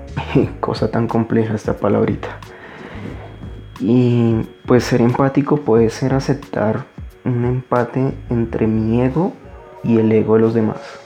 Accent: Colombia; en mi país, Colombia, Colombia, en mi país, Colombia

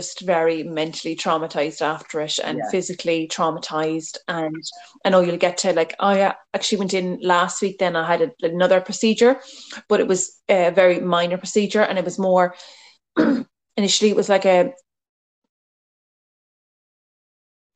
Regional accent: Ballyduff, Munster, Ireland; moved away as an adult; also born or lived in New York; now in Meath, Ireland; the people of Ballyduff, where I'm from

